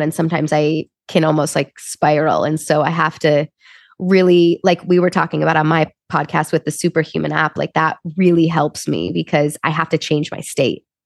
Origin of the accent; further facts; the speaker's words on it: Chicago, Illinois, United States; moved away as an adult; also born or lived in Wisconsin; now in Los Angeles, United States; I grew up in Chicago. So uh, I was born and raised there. I think I'm very much a Midwest girl through and through